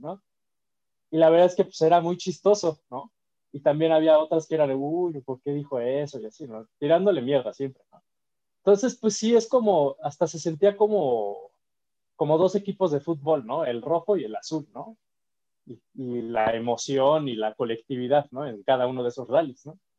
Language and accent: Spanish; Mexico; nosotros somos mexicanos